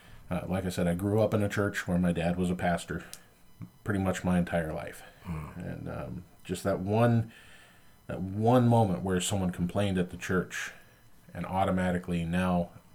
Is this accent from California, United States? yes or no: yes; Compton, California, United States; Well, I was born and raised in Compton.